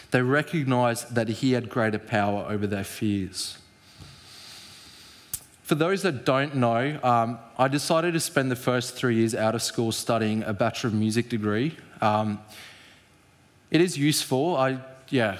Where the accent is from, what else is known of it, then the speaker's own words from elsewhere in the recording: South Africa; as a South African, our language is quite similar